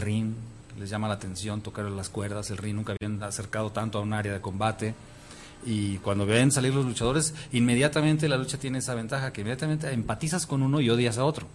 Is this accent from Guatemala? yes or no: no; Mexico; yo siendo luchador y mexicano